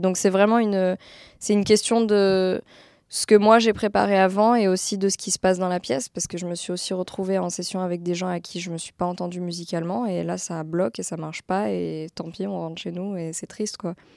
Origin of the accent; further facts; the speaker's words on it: France; je suis française